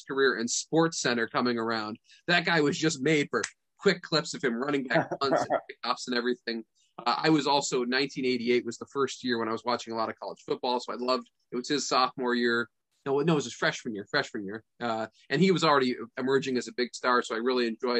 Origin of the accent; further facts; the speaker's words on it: Vermont, United States; I grew up in Vermont